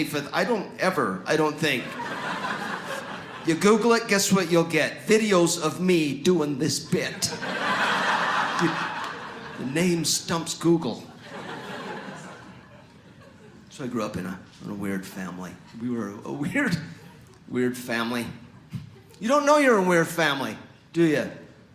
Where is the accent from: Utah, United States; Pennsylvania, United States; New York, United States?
Utah, United States; Mapleton; here in Mapleton, Utah, where I grew up, they never pronounce the G